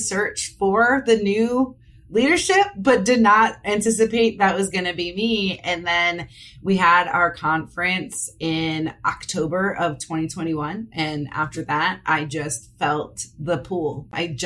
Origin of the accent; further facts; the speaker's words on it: Parma, Ohio, United States; I grew up in the Parma, Ohio area. So I only moved a few towns over now